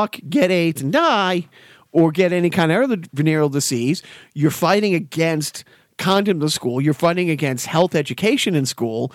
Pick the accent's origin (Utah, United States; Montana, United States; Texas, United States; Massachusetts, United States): Massachusetts, United States; Everett; now in Lowell, United States; I grew up in Everett